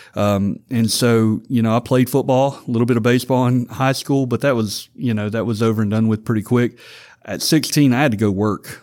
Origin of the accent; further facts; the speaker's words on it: Vidalia, Louisiana, United States; I came to tech from Vidalia, Louisiana